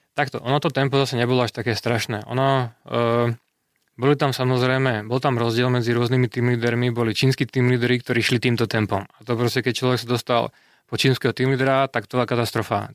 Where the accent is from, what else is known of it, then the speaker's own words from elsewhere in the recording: Slovakia; moved away as an adult; now in Czech Republic; ja som Slovák